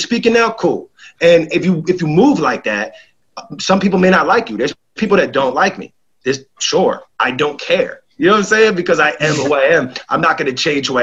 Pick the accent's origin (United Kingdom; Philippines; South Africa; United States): United States; New York; I'm from New York